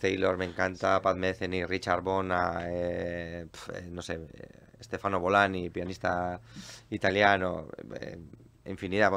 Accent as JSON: {"language": "Spanish", "town": "Portugalete", "region": "Basque Country", "country": "Spain", "said": "yo soy de Portugalete"}